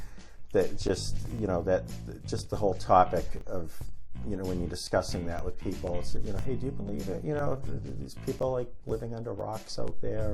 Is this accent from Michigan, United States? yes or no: no; Boston, Massachusetts, United States; born or raised there